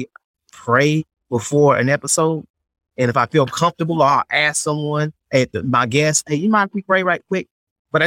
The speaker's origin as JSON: {"language": "English", "town": "High Point", "region": "North Carolina", "country": "United States", "tie": "born or raised there", "said": "my hometown, High Point, North Carolina"}